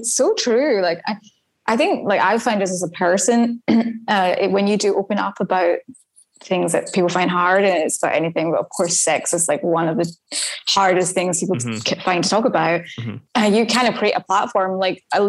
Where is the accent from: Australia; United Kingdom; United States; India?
United Kingdom; Scotland; now in Berlin, Germany; I'm from Scotland